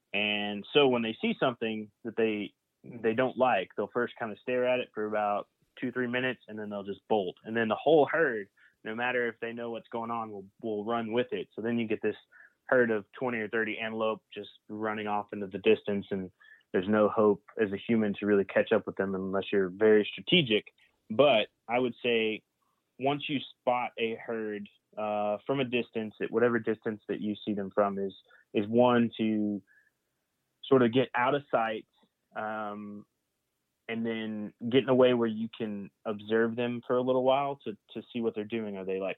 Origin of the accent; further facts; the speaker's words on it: Oklahoma, United States; now in Key West, United States; then I'm headed up to back to my home state in Oklahoma in January to finish out the archery season up there.